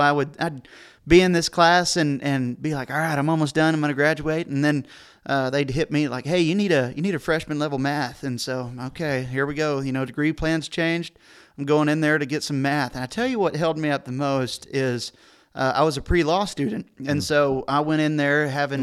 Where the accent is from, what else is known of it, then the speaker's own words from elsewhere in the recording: San Angelo, Texas, United States; I'm a San Angelo, Texas kid. I was born and raised